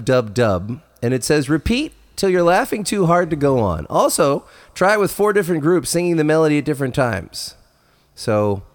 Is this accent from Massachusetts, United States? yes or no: no; near Baltimore, Maryland, United States; I grew up near Baltimore